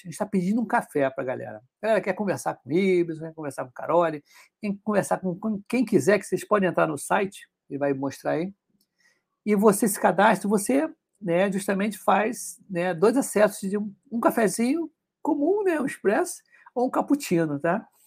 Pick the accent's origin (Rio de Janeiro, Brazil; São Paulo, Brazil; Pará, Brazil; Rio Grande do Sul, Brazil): Rio de Janeiro, Brazil